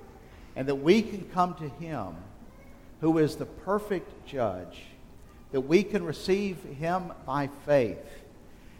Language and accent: English; just outside of Selma, South Alabama, United States; growing up in South Alabama, just outside of Selma